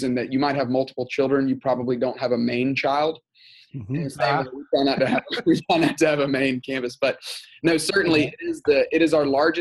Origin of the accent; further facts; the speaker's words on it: Tuscaloosa, Alabama, United States; moved away as an adult; also born or lived in Texas; now in Atlanta, United States; I grew up in Tuscaloosa, Alabama